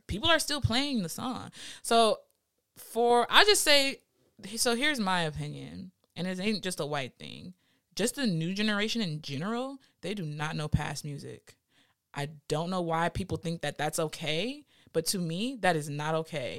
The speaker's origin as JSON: {"language": "English", "town": "Los Angeles", "region": "California", "country": "United States", "tie": "born or raised there", "said": "I'm from West L A. Um, 'cause I went to high school and middle school in West L"}